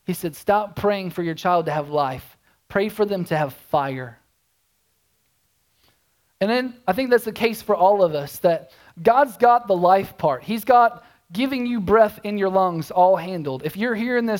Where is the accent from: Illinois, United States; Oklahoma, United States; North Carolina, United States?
Oklahoma, United States; moved away as an adult; also born or lived in Tulsa, Oklahoma; I'm born and raised in Oklahoma.